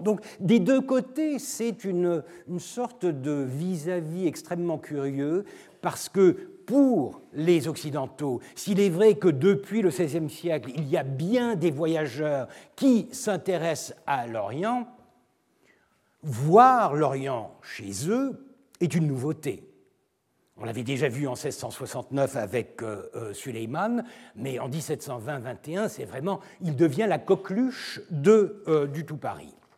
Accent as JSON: {"language": "French", "country": "Turkey", "said": "Je suis turc, je ne parle pas l'arabe"}